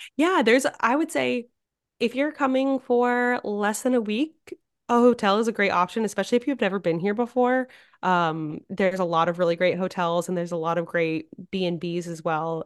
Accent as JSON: {"language": "English", "town": "Nantucket", "region": "Massachusetts", "country": "United States", "tie": "born or raised there", "also_born_or_lived": "upstate New York / New Jersey / Boston", "said": "growing up on Nantucket, I had a great childhood"}